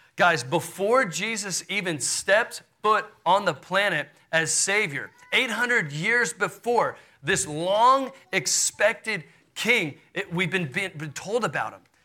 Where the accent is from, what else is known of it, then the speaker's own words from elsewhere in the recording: Houston, Texas, United States; I grew up in Houston, Texas.